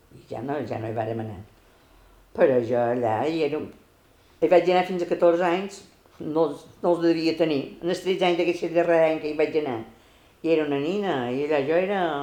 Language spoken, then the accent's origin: Catalan; Consell, Balearic Islands, Spain; Vaig néixer a Consell, dia 22 del mes 2 del 42.